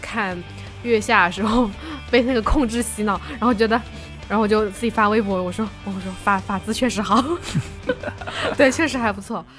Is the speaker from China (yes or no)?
yes; Suzhou, Jiangsu, China; 我们苏州人说话，喜欢加鸭， 喜欢加蛙